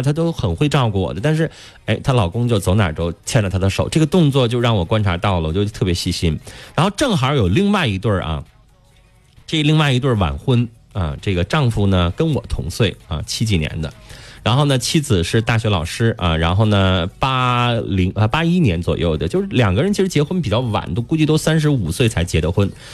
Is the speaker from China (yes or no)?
yes; China; 我们中国人